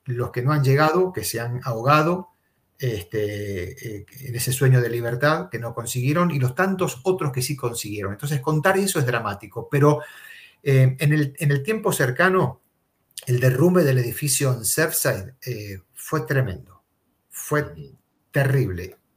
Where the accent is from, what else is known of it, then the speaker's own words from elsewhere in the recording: Argentina; moved away as an adult; now in Miami, United States; soy argentino, está en mi DNI, está en mi partida de nacimiento, está en mi ADN